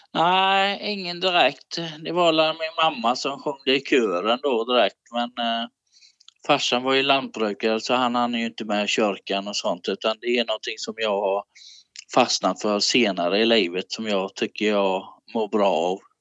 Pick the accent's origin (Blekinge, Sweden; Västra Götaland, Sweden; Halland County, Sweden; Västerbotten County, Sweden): Halland County, Sweden; Falkenberg; jag har bott i Halland hela mitt liv, i Falkenbergs kommun